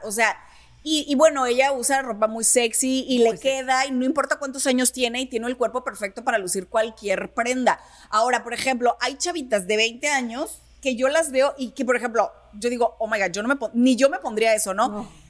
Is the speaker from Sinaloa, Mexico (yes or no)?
yes; Sinaloa, Mexico; como buena sinaloense